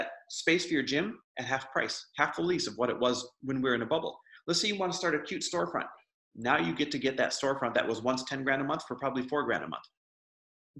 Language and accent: English; Midwest, United States; I grew up in the Midwest